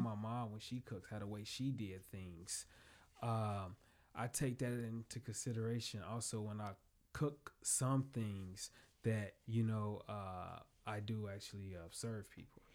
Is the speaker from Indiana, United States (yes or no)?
yes; Chicagoland area, Indiana, United States; also born or lived in Hammond, Indiana / Gary, Indiana / Michigan City, Indiana; now in South Bend, United States; I was born actually in um, Hammond, Indiana